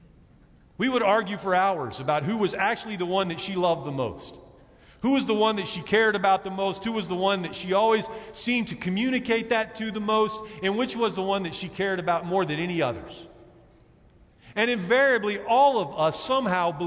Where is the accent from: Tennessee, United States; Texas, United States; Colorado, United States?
Texas, United States; Dallas; I grew up in Dallas